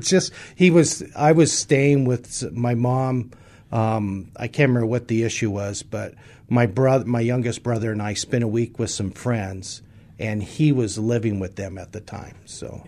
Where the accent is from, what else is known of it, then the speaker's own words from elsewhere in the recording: San Francisco, California, United States; I was born in San Francisco, California. First night of my years was in California